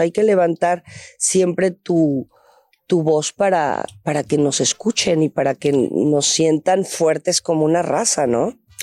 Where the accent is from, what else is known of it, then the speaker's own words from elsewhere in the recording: Mexico; yo soy mexicana